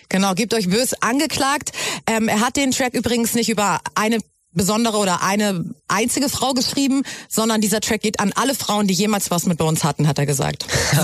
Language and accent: German; Germany; ich bin ja selber Deutsch, also meine Eltern sind beide ja. Deutsch